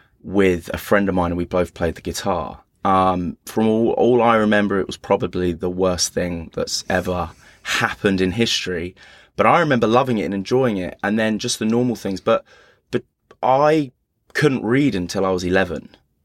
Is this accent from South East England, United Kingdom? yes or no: no; East of England, United Kingdom; born there; So I was born actually at home in Hertfordshire, and the house was called The Holt, in the middle of nowhere. Literally in the middle of a field, just kind of probably 8 miles from Luton Airport.